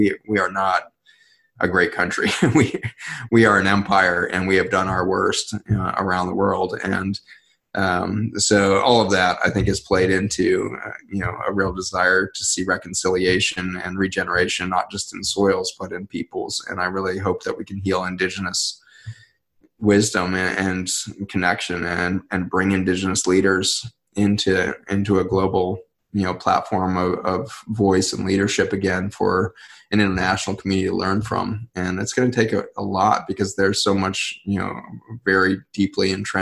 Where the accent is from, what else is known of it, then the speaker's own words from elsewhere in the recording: Colorado, United States; I was growing up in Colorado, which is, a huge Hispanic, group there.